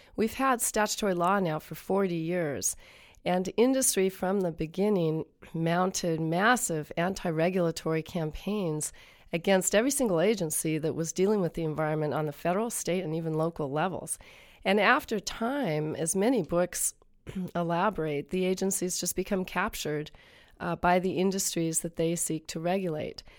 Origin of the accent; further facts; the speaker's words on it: Columbia River, Pacific Northwest, United States; I grew up on the banks of the Columbia River at a chum spawning site.